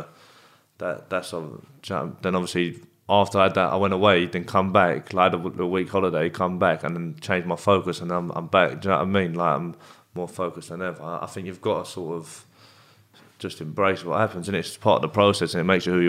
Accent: Bexley, London, United Kingdom; I'm from Bexley. I am. Okay. I'm from Bexley, but like, yeah, no, I don't really have no. There's no gangs in that, really.

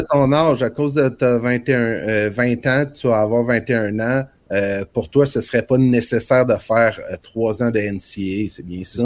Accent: Trois-Pistoles, Quebec, Canada; l'école secondaire de Trois-Pistoles, où j'ai grandi

